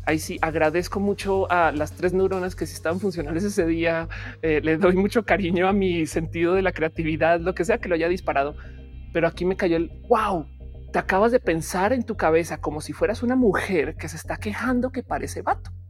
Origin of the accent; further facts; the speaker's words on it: Colombia; now in Mexico; Si yo ahora soy mexicana, dejo de ser colombiana? No